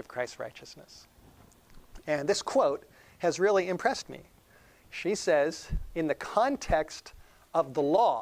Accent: Los Angeles, California, United States; I grew up in North Hollywood.

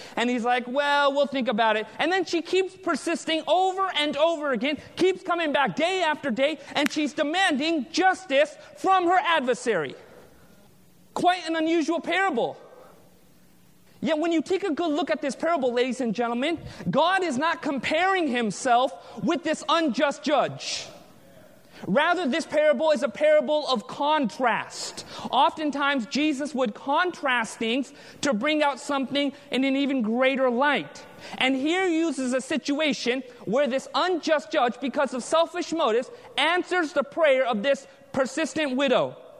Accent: United States; Being born and raised in America

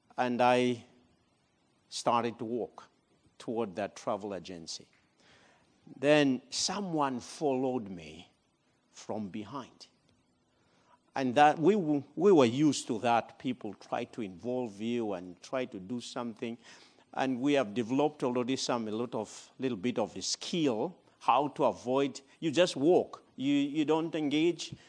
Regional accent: Madagascar; moved away as an adult; also born or lived in Democratic Republic of the Congo; I'm originally from Madagascar. but I left that country in nineteen ninety-five

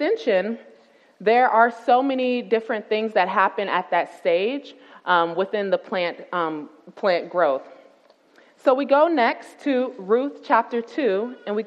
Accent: Tampa, Florida, United States; moved away as an adult; I'm a city girl. I'm originally from Tampa, Florida

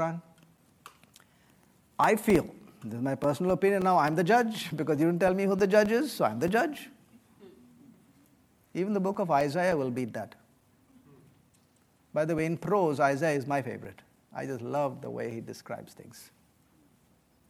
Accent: West Bengal, India; moved away; I come from India. I come from the state of Bengal

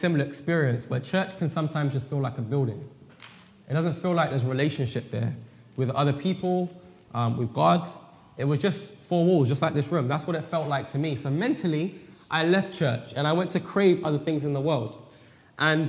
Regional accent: England, United Kingdom; now in Weimar, United States; We live at Weimar in California, but we're originally from England

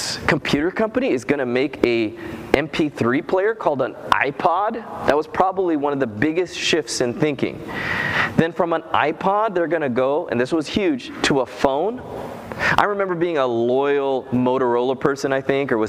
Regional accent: Loma Linda, California, United States; I'm from Loma Linda

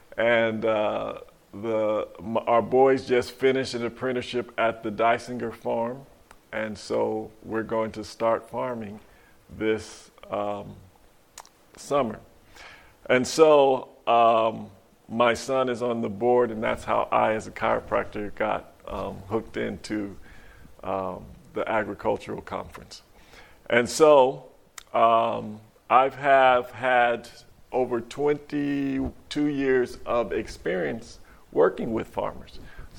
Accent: Monticello, Georgia, United States; from Monticello, Georgia.

